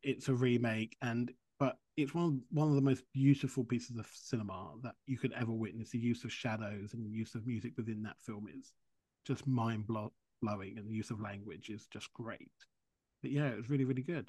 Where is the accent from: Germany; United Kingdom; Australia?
United Kingdom; now in Vermont, United States; I live in Vermont and I'm British